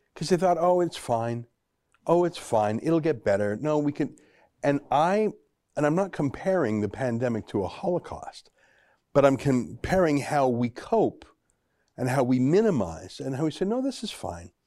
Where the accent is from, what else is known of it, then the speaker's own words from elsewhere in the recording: Alberta, Canada; I grew up in Alberta